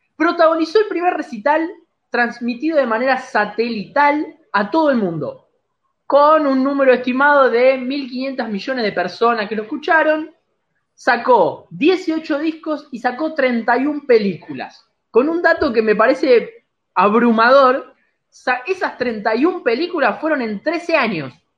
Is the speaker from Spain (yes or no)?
no; Argentina; somos argentinos orgullosos